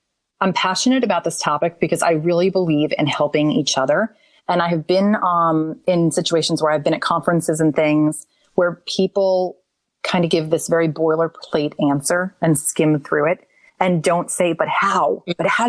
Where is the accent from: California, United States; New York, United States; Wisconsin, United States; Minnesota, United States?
New York, United States; New York City; now in Nashville, United States; I am from New York City